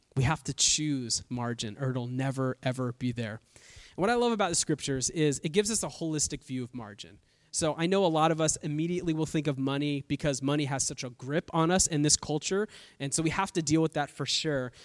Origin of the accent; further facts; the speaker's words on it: Bay Area, California, United States; now in Southern California, United States; I've been in California my entire life. Uh, I'm from the Bay Area